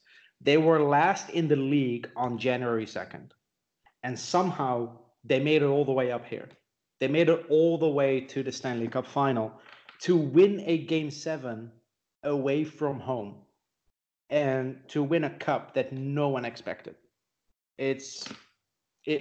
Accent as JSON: {"language": "English", "country": "Netherlands", "tie": "born or raised there", "moved": "yes", "lives_now": "Austria", "said": "I live in Europe, you know, in Austria. I grew up in the Netherlands"}